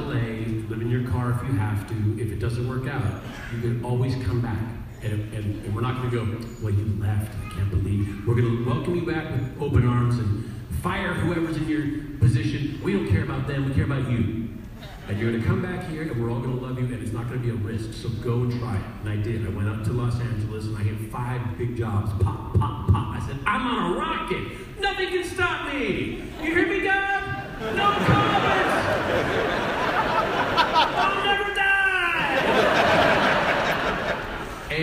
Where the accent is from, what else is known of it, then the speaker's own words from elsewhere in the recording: Canada; being Canadian